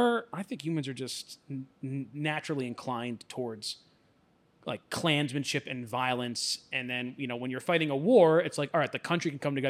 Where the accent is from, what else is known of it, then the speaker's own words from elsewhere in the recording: Alabama, United States; I know that the guy down the street in my hometown in Alabama, like, treats me like shit.